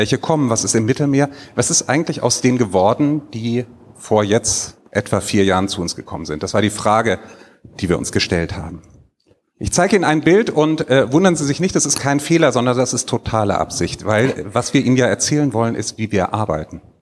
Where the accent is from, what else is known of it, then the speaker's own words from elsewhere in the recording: Rhineland, Germany; ich komme aus dem Rheinland und wenn man da aufgewachsen ist, weiß man sofort, was man da sieht